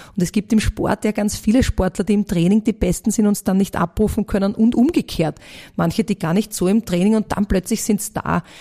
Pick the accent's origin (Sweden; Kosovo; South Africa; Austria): Austria; Vienna; born or raised there